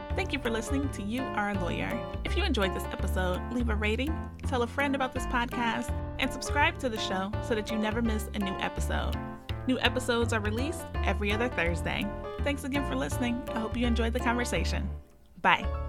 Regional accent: Ohio, United States; also born or lived in Louisiana; I'm from Ohio and we have nine law schools here

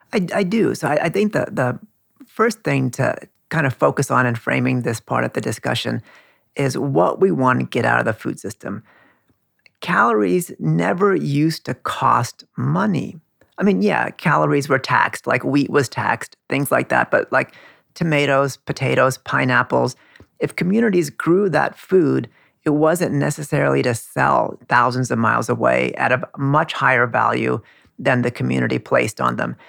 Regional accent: California, United States; now in Queens, New York, United States; my parents come from India. I grew up in California

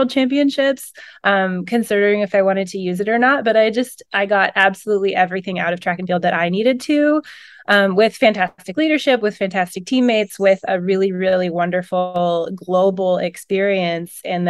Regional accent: Pacific Northwest, United States; I'm from the Pacific Northwest

